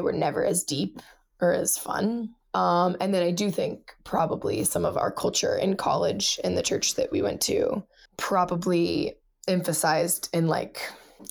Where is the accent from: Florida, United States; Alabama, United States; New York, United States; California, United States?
Florida, United States; Melbourne; moved away; also born or lived in Ohio / Indiana; I grew up in Florida